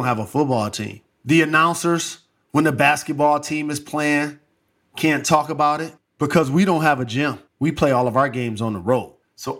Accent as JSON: {"language": "English", "town": "Detroit", "region": "Michigan", "country": "United States", "tie": "born or raised there", "said": "starting a school in my hometown"}